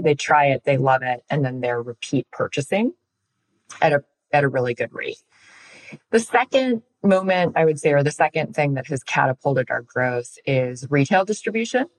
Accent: Chicago, Illinois, United States; I'm from Illinois and we live in Chicago

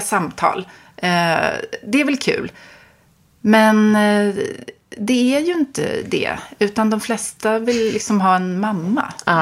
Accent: Stockholm, Stockholm County, Sweden; jag är uppvuxen på Östermalm

